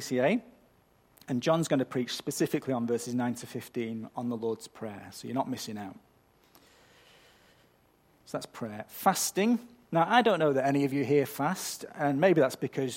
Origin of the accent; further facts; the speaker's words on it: United Kingdom; I'm British, so I'm culturally predisposed to being overly polite